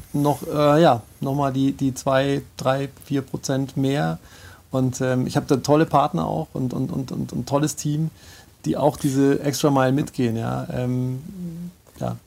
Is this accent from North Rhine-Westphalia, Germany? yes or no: no; Munich, Bavaria, Germany; ich bin Münchner Kindel